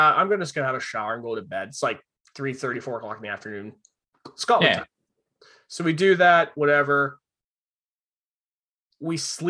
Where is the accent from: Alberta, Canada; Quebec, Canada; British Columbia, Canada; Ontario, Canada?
British Columbia, Canada; Vancouver Island; we're from Vancouver Island